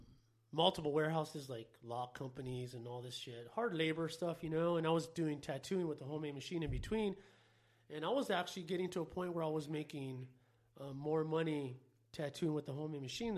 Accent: Los Angeles, California, United States; In L.A. So, we were always around tattoos, always around graffiti, and so that's pretty much how I got into it.

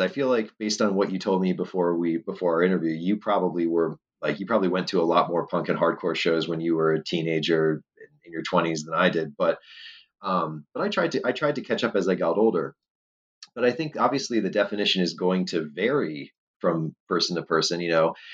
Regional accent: Northeast, United States; moved away; I grew up in the Northeast and a lot of I still have family up there

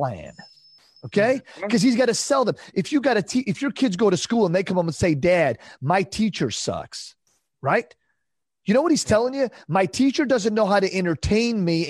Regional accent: Detroit, Michigan, United States; I'm from Detroit.

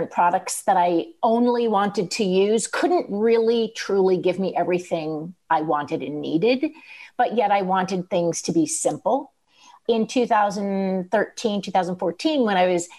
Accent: East Coast, United States; moved away; also born or lived in Manhattan; I'm originally from the East Coast

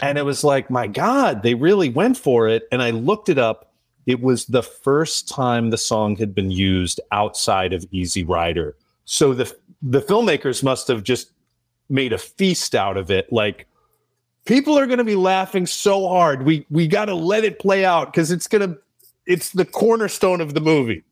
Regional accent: United States; as an American viewer

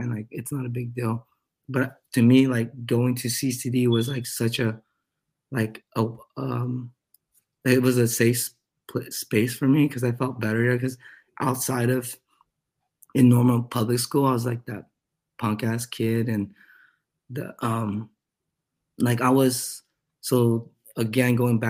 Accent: Utah / California, United States; we moved from Utah to California

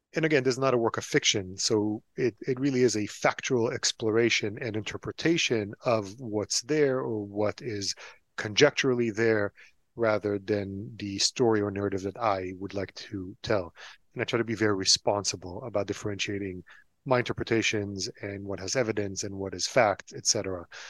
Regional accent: Tel Aviv, Tel Aviv District, Israel; English is a second language; I was born and raised in Tel Aviv, Israel. I taught myself English from comic books and cartoons

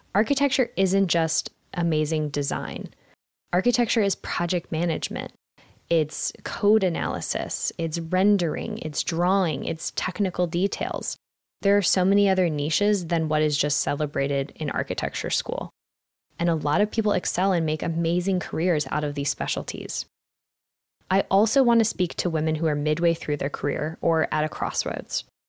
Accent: Philadelphia, Pennsylvania, United States; I grew up in Philadelphia, Pennsylvania

